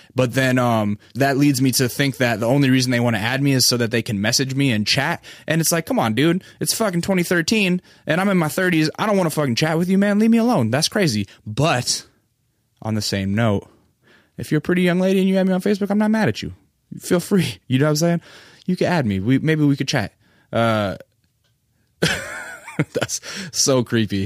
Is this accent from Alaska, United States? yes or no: yes; Alaska, United States; moved away; I'm from Alaska